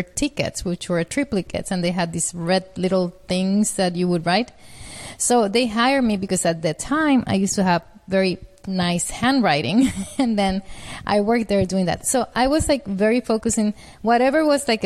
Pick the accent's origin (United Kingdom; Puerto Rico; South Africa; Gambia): Puerto Rico; I'm from Puerto Rico. That's where I grew up with a family of four children